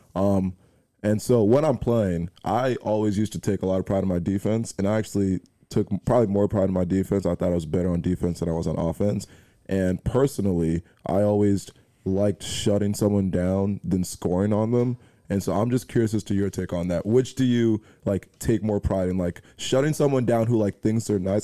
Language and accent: English; New Jersey, United States; I'm from New Jersey, and my high school is like ten minutes away from here